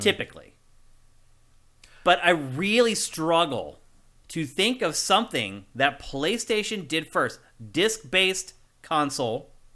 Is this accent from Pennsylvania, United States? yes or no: yes; Carlisle, Pennsylvania, United States; moved away; I'm from Carlisle.